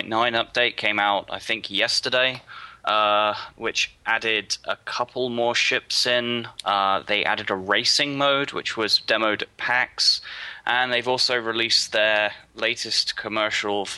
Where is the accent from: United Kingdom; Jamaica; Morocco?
United Kingdom; I'm British.